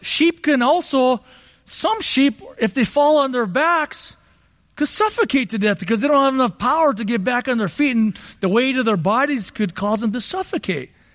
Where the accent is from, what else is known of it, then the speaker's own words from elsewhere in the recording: Southern California, United States; I grew up in Southern California